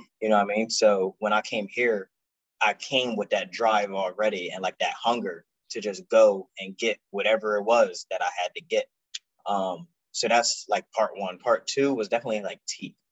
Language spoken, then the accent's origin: English; Salem, New Jersey, United States; moved away as an adult; I'm from Salem, New Jersey